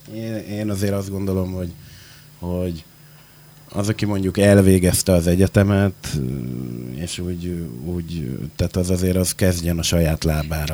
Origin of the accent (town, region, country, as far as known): Makó, Csongrád-Csanád, Hungary; born or raised there; also born or lived in Székesfehérvár / Budapest; now in Szeged, Hungary